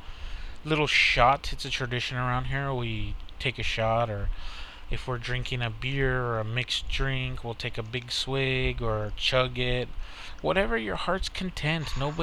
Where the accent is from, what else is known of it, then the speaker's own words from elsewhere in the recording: Texas, United States; as a Texan